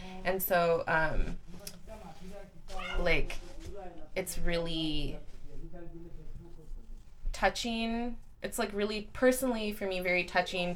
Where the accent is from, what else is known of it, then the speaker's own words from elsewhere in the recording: Flint, Michigan, United States; moved away; I'm from Flint